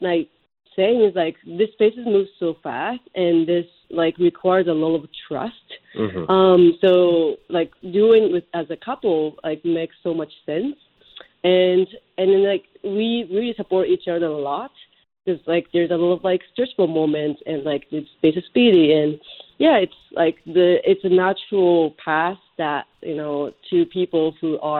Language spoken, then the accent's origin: English; Japan; now in United States; I grew up in Japan